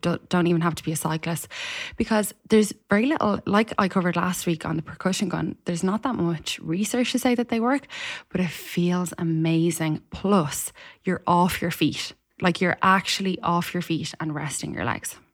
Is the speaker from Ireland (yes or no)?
yes; Ireland; an Irish person